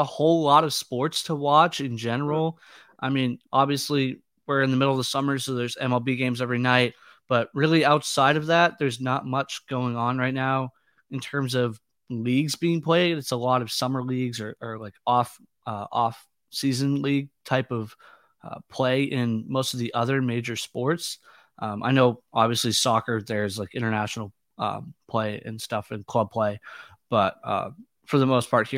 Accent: Boston, Massachusetts, United States; I'm from Boston

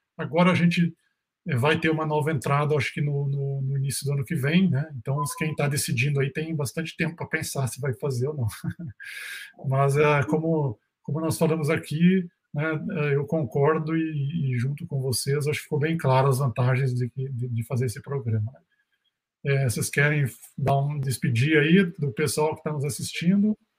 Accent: Rio Grande do Sul, Brazil; moved away as an adult; also born or lived in South Korea; now in Minas Gerais, Brazil; eu sou gaúcho, né, estudei fora da, daqui de Minas

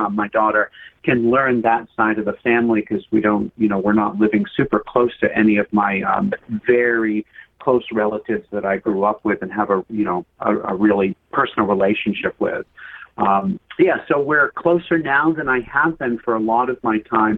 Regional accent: Western Maine, United States; I grew up in Western Maine, which is a mountainous region.

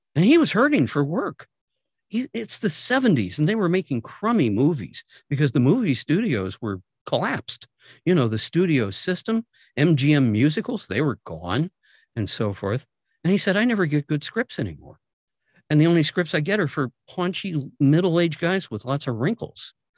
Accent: Dayton, Ohio, United States; my hometown, Dayton, Ohio.

